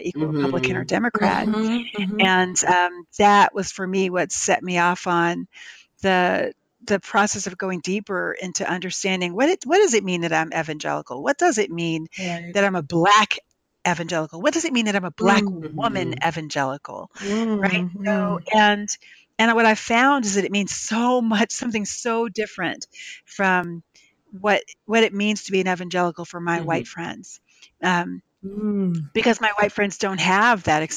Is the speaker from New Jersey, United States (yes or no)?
yes; Cape May, New Jersey, United States; also born or lived in Philadelphia, Pennsylvania; I moved from Philly down to Cape May, New Jersey